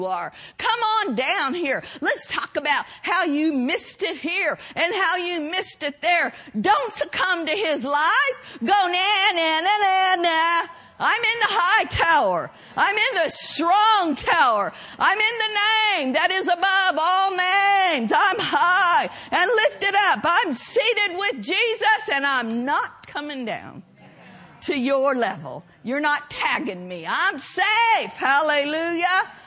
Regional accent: Oklahoma, United States; growing up in Oklahoma

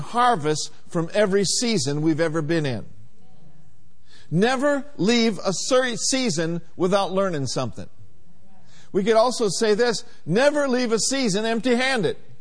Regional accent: Minneapolis, Minnesota, United States; growing up in Minneapolis, Minnesota

